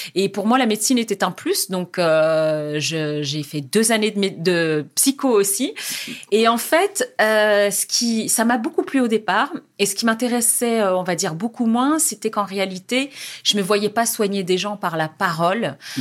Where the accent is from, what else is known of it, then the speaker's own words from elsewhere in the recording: France; moved away as an adult; also born or lived in Jendouba, Tunisia (family origin) / Algeria; je quittais la France, mon pays, ma famille